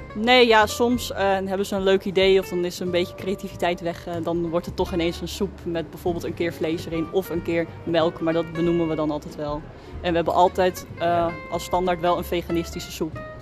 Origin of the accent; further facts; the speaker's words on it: Schagen, North Holland, Netherlands; ik kom zelf uit Schagen